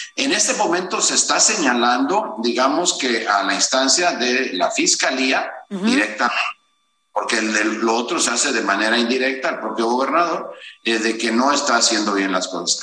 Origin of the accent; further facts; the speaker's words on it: Veracruz, Mexico; todos los que somos de Veracruz, nacidos pues eh, eh, en Veracruz